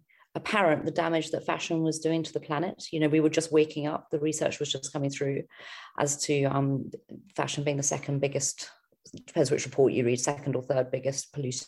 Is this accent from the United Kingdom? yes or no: yes; United Kingdom; also born or lived in London / Australia; we're British